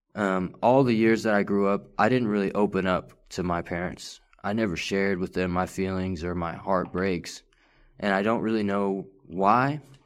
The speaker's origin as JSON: {"language": "English", "town": "Farmersville", "region": "Texas", "country": "United States", "tie": "born or raised there", "also_born_or_lived": "Richardson, Texas / McKinney, Texas", "said": "third grade, all the way up until ninth grade, I, I lived in Farmersville, Texas"}